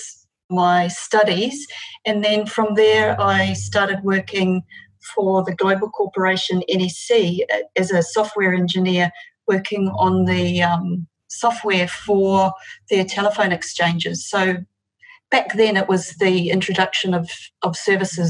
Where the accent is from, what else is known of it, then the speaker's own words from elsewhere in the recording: New Zealand; accent: Kiwi; moved away as an adult; now in Sunshine Coast, Australia; I'm actually from New Zealand and moved over to Australia in 2005. So we've been in Australia for 15 years now.